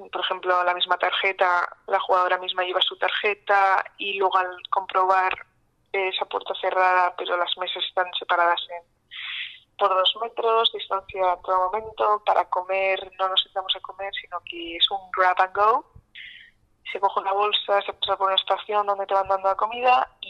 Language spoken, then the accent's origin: Spanish; Spain; Eh, hoy, por ejemplo, estábamos de sobremesa, ¿no? Como buenas españolas